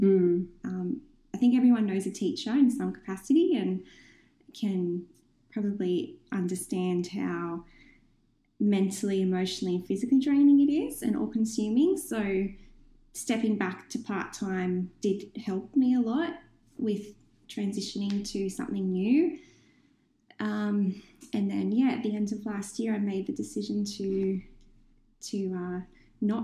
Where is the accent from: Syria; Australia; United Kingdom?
Australia; Newcastle, New South Wales; So I was born in Newcastle. I've lived here for most of my life. So I'm very passionate about Newcastle and being a Novocastrian